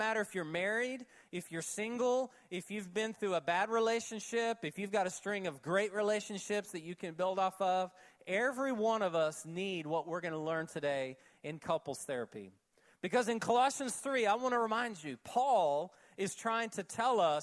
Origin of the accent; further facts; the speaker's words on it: Oklahoma, United States; when I was 7 and 8 years old when I was growing up in Oklahoma